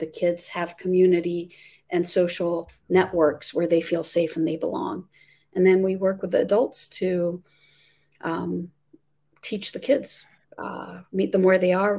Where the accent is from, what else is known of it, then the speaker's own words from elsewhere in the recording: Amman, Amman Governorate, Jordan; moved away as an adult; now in Virginia, United States; I'm born and raised in the Middle East in Amman, Jordan. I came to the United States when I was 18